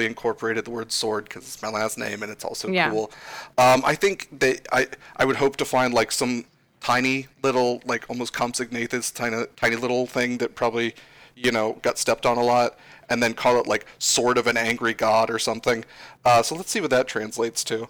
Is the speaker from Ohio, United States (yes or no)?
yes; Ohio, United States; My poor, poor home state of Ohio